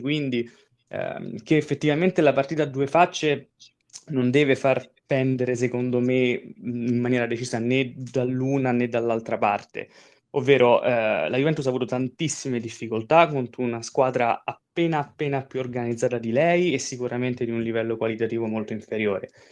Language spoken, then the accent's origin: Italian; Rome, Lazio, Italy; sono, sono romano